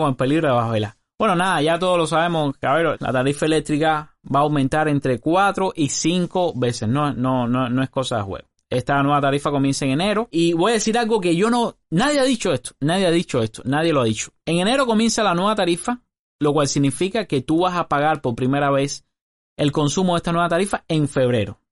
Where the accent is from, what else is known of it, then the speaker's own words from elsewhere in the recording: Cuba; Esa persona es parte del 30% de los cubanos que trabajamos